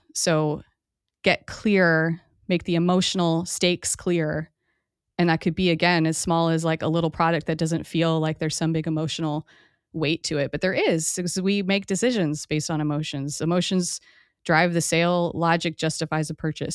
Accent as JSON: {"language": "English", "region": "Hawaii", "country": "United States", "tie": "born or raised there", "said": "I grew up in Hawaii"}